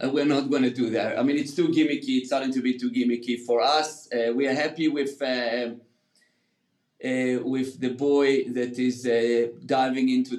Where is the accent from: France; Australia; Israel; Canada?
Israel; also born or lived in United Kingdom; now in California, United States; I grew up in Israel